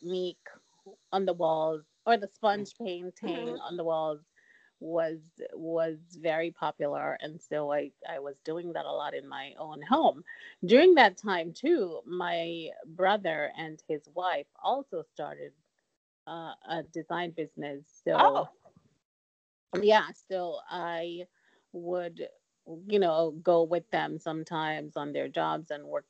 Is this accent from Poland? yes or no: no; Jamaica; moved away; I'm from Jamaica.